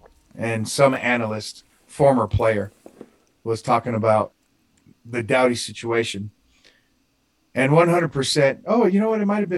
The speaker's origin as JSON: {"language": "English", "country": "United States", "said": "I'm an American."}